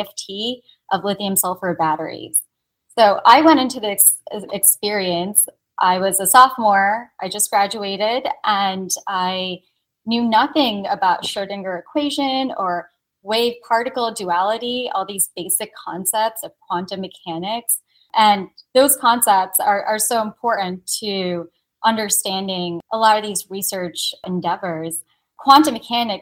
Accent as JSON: {"language": "English", "region": "Connecticut", "country": "United States", "tie": "born or raised there", "also_born_or_lived": "Italy / Korea", "said": "I was born and raised here in Connecticut"}